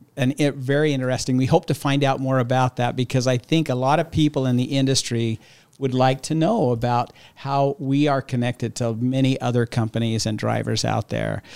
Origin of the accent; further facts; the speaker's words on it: Utah, United States; I grew up in Utah